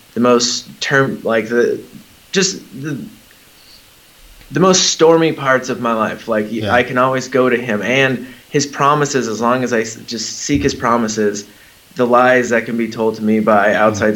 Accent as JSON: {"language": "English", "region": "Southern California", "country": "United States", "tie": "born or raised there", "moved": "as an adult", "said": "We were in Southern California, where mm-hmm. I've lived pretty much most of my whole life"}